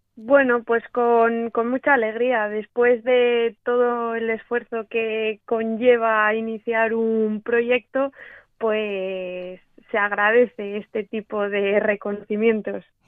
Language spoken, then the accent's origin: Spanish; Cantabria, Spain; also born or lived in Australia / Argentina / La Rioja; en mi tierra, en mi casa. Eh, aquí en Cantabria